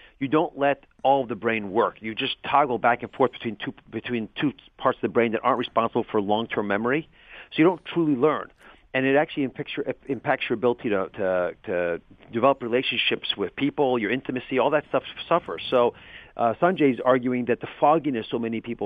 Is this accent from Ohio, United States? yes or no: yes; Cleveland, Ohio, United States; I was born in Cleveland